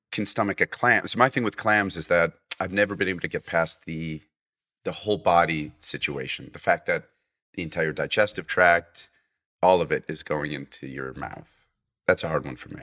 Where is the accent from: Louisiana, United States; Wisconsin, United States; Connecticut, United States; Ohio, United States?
Connecticut, United States; Fairfield; also born or lived in Massachusetts; I was born in Fairfield, so I grew up in Fairfield